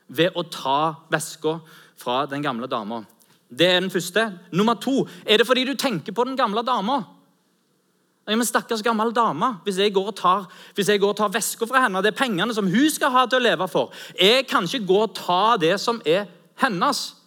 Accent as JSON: {"language": "Norwegian", "country": "Norway", "said": "Vi er jo nordmenn"}